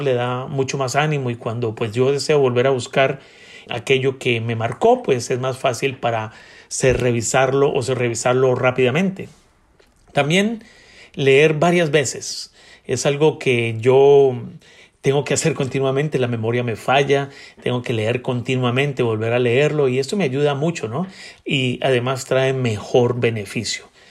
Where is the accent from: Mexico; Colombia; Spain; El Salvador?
Colombia; Bogotá; soy un hombre colombiano nacido en Bogotá